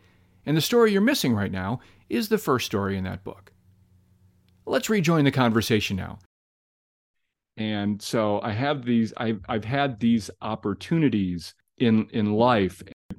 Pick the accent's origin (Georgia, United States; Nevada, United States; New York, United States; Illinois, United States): Illinois, United States; Glenview; I grew up in Glenview, and even at Pleasant Ridge Elementary School, I knew of Nutrier.